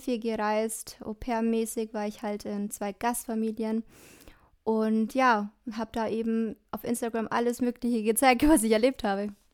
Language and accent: German; Dillingen, Germany; Ich komme aus Dillingen, aus dem schönen Dillingen